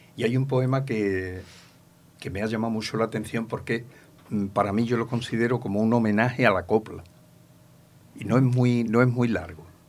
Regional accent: Ronda, Andalusia, Spain; moved away as an adult; now in Manilva, Spain; porque yo me vine de Ronda, que yo soy natural de Ronda. Eh, me vine con 23 años

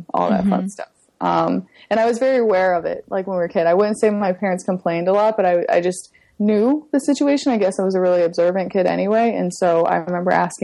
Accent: Cincinnati, Ohio, United States; moved away as an adult; also born or lived in San Francisco; now in New York City, United States; I'm originally from Cincinnati, Ohio. And when I was 25, I fulfilled a lifelong dream to move to New York City

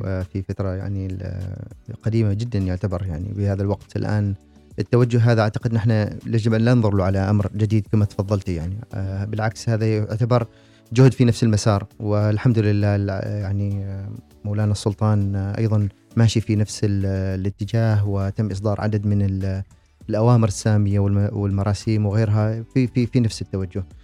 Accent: Oman

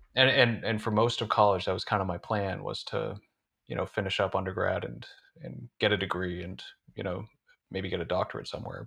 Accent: northern Vermont, United States; moved away as an adult; now in Somerville, United States; I'm from northern Vermont originally, from a pretty rural part of a pretty rural state, and, uh, yeah, spent the first eighteen years of my life there

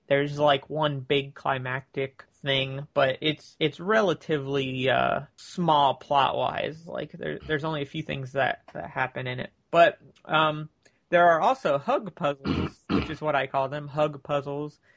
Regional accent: near Tampa, Central Florida, United States; Florida near Tampa, but not Tampa

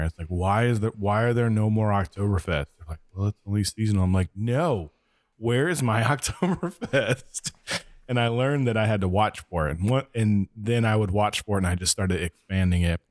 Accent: Kansas, United States; I grew up in Kansas

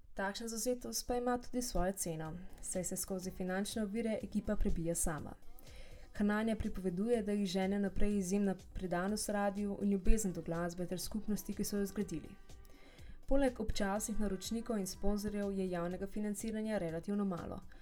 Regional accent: Slovenia; also born or lived in Utrecht, Netherlands / Ljubljana

